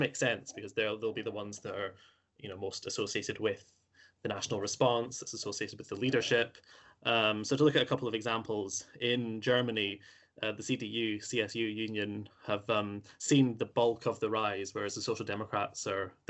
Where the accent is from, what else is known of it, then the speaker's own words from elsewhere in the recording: Scotland, United Kingdom; my home country of Scotland